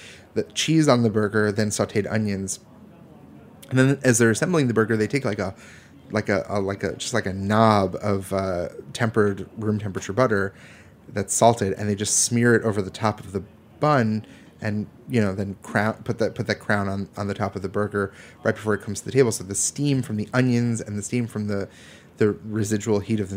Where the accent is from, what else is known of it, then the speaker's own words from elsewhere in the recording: East Coast, United States; growing up on the East Coast